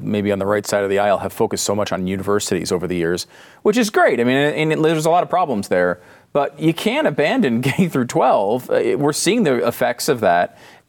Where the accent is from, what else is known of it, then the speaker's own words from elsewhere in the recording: Northeast, United States; now in Texas, United States; I grew up in the Northeast, and I live in Texas because I wanted it to be warm instead of cold, too.